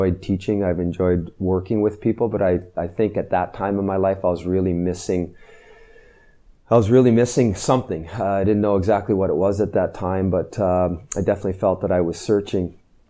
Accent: Sudbury, Ontario, Canada; moved away as an adult; I grew up in Northern Ontario in Sudbury

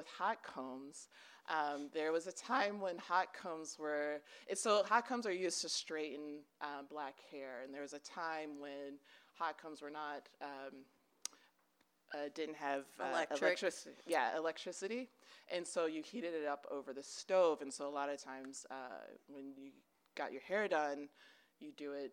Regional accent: Baltimore, Maryland, United States; now in Denver, United States; I grew up in Maryland, specifically in and around Baltimore

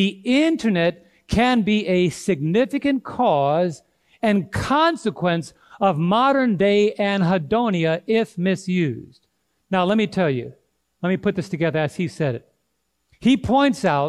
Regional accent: New York City, New York, United States; now in Thompsonville, United States; When I was growing up in New York City, we had a lady at church that will give kids candy every Sabbath

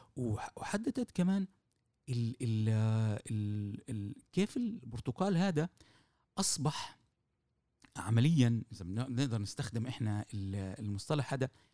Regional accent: Jaffa, Tel Aviv District, Israel; كاستاذ تاريخ وبرايي كيافي وبرايي كانسان كفلسطيني

